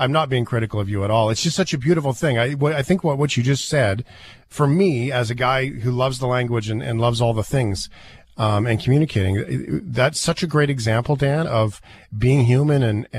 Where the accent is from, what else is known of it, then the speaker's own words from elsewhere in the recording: Flin Flon, Manitoba, Canada; now in Calgary, Canada; I'm in Calgary, but I was born in Flin Flon, so I've been in and out a bunch of times